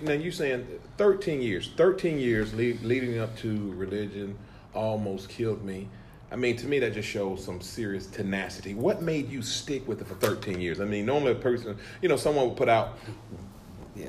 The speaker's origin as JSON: {"language": "English", "town": "Valley", "region": "Alabama", "country": "United States", "tie": "born or raised there", "said": "I am originally from Valley, Alabama"}